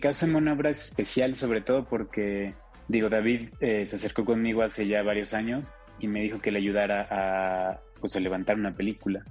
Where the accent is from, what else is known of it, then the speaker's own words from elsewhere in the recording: Mexico; somos un país muy complejo